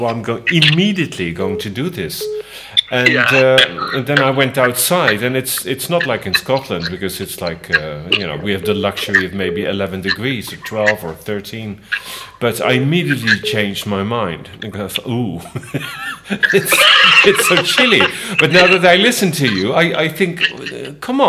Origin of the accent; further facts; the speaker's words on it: Netherlands; now in Spain; I was born in Holland, but then I also realized I live in Spain